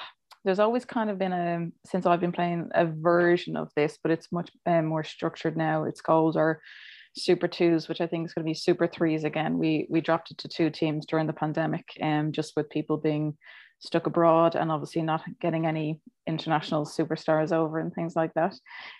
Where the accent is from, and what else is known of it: Ireland